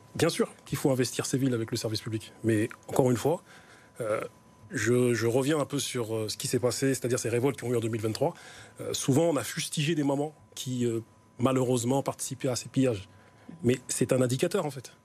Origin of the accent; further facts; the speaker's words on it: Grigny, Île-de-France, France; je suis originaire de Grigny